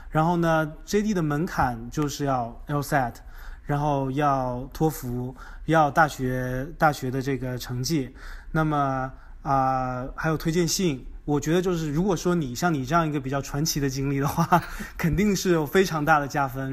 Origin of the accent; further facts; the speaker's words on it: China; moved away as an adult; now in United States; 咱们就是中国人，就是用咱们的语言优势和文化背景来在美国打一片天地